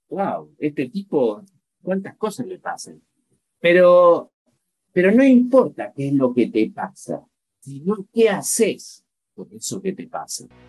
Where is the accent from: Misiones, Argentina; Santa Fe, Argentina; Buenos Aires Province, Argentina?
Buenos Aires Province, Argentina; La Plata; moved away as an adult; now in Chile; en la ciudad de La Plata, que es mi ciudad de origen. Yo, soy argentino, pero hace, hace nueve años estoy viviendo en Chile